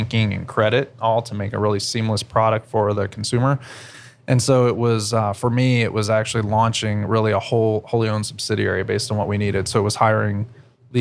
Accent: Columbus, Ohio, United States; I've been a Columbus native most of my life. So I'm from Columbus, not San Diego

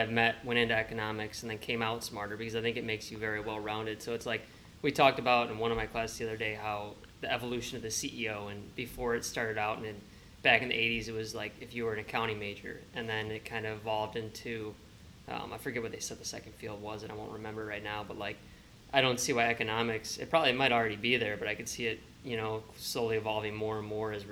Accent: Toledo, Ohio, United States; growing up in Toledo, Ohio

